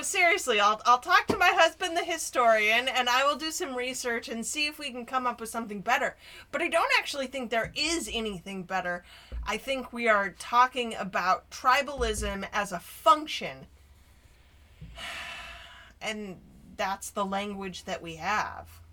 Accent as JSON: {"language": "English", "town": "Denver", "region": "Colorado", "country": "United States", "tie": "born or raised there", "said": "I grew up in Denver, so I was still in the height of busing"}